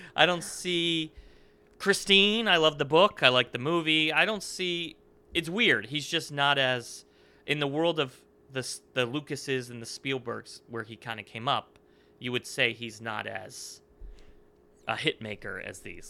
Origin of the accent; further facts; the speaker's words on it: Northeast, United States; growing up in the Northeast, that is what Connecticut, New Jersey is like